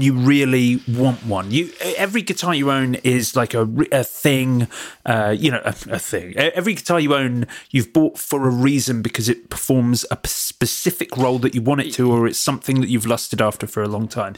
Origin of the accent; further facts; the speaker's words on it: Watford, East of England, United Kingdom; moved away as an adult; now in Brighton, United Kingdom; I left my hometown as soon as I could